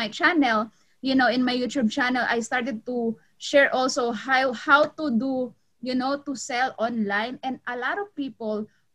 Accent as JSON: {"language": "English", "country": "Philippines", "also_born_or_lived": "Cavite, Philippines", "moved": "as an adult", "lives_now": "Los Angeles, United States", "said": "I'm from the Philippines, I'm Filipina, and 2012, I am a midwife in the Philippines"}